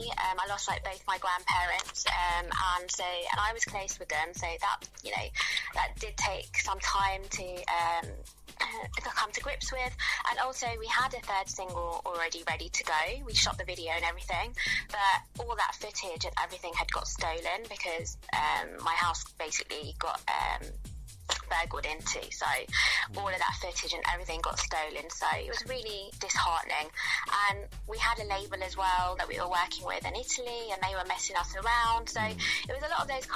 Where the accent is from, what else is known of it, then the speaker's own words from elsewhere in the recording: London, United Kingdom; moved away as an adult; now in Birmingham, United Kingdom; So I'm from London, so I spent a lot of my adulthood and childhood in London.